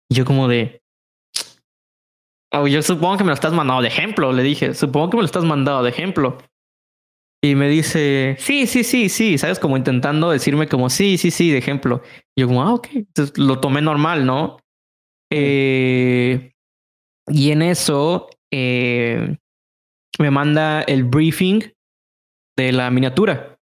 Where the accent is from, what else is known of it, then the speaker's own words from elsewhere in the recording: Mexico City, Mexico; Es mexicano y aparte es de la Ciudad de México, que es de donde yo soy.